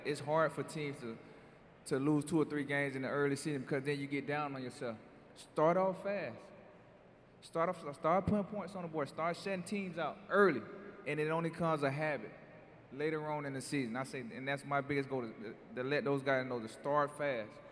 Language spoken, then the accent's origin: English; Florida, United States; growing up in Florida